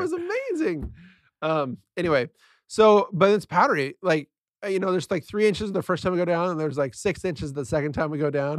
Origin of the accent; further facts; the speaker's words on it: San Diego, California, United States; I grew up in San Diego, California